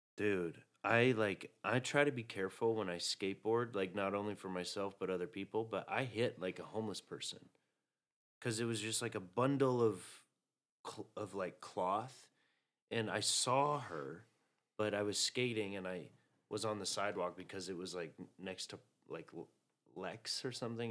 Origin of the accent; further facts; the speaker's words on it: the South, United States; now in New York, United States; I was raised in the South